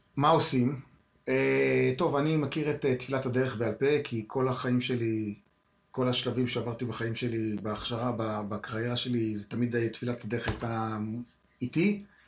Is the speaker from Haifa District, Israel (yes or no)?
yes; Haifa, Haifa District, Israel; כילד, מתנדב במד"א, אז הייתי, גרתי בחיפה